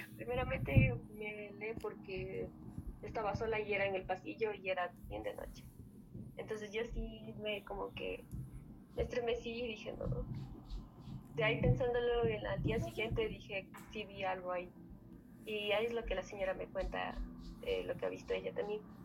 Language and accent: Spanish; Otavalo, Imbabura, Ecuador; Soy de Ecuador, de la región Sierra, eh, Ciudad Otavalo